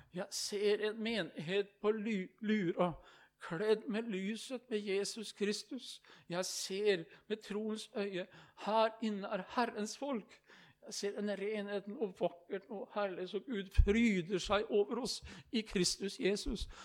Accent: Østfold, Norway; hjemme i Østfold, i Indre Østfold, i Rakkestad.

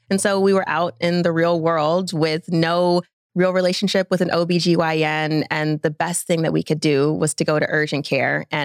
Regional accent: Atlanta, Georgia, United States; I am from Atlanta, Guys, Georgia. If you're listening, born and raised. I take a lot of pride in being a third generation Atlantan.

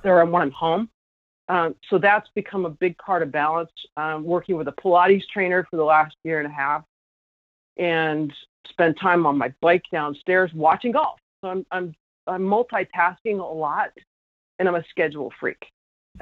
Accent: New York, United States; in Rochester here in my home state of New York

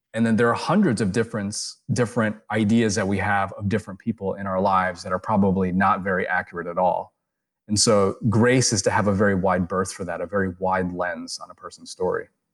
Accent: United States; me being Asian American, me having an Eastern upbringing

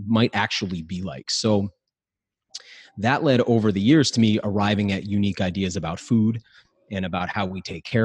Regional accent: New England, United States; So I grew up in New England, but I grew up real poor

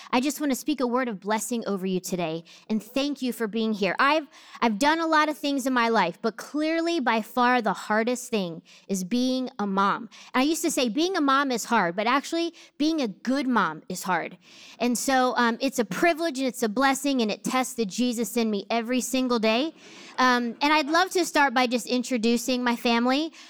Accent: New Jersey, United States; I grew up in Jersey

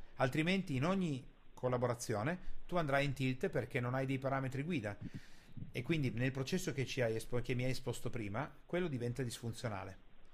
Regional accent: Italy; Noi italiani

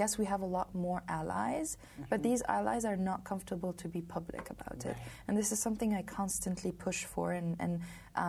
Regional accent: Côte d’Ivoire; moved away as an adult; also born or lived in Lebanon; now in United States; I came from Lebanon. I grew up in Ivory Coast.

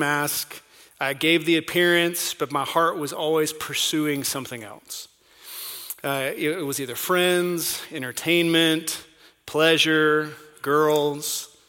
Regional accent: North Carolina, United States; accent: North Carolina; also born or lived in overseas; I was born and raised in North Carolina, and every now and then that North Carolina accent comes out, and I can't hide it too much. I don't have much of an accent because we lived overseas and spoke different languages

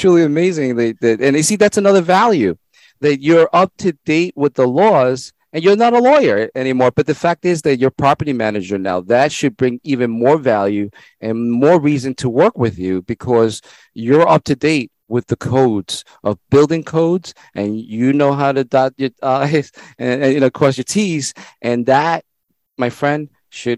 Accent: El Salvador; English is a second language; now in United States; I wasn't born in this country. I tell people I was born in El Salvador, and English was not my first language.

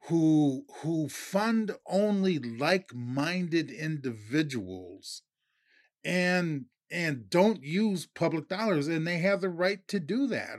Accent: Minnesota, United States; I'm from Minnesota

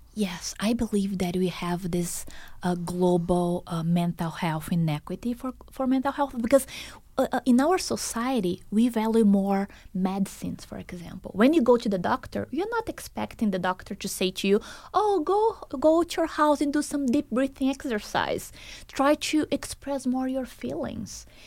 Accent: Brazil; moved away as an adult; also born or lived in Boston, United States; now in Las Vegas, United States; Brazil is my home country

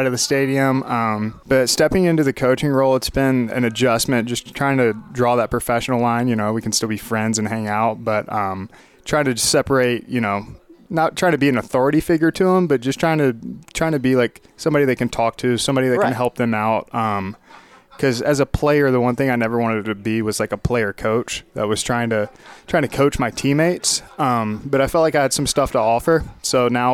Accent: near Carolina, North Carolina, United States; moved away as an adult; now in Missoula, United States; growing up near Carolina, you were always around it, and my family grew up Carolina fans

